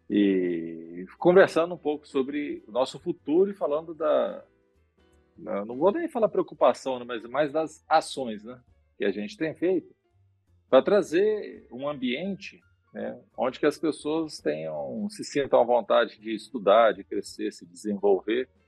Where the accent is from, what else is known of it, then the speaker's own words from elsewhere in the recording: Vila Velha, Espírito Santo, Brazil; também cresci que... num conjunto lá, tá? Em Vila Velha, ali no conjunto Barcelos ali.